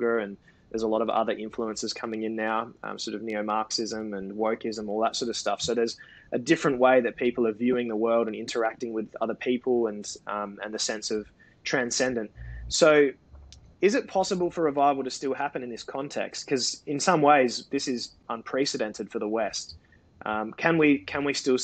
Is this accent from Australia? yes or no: yes; South Australia, Australia; I'm from South Australia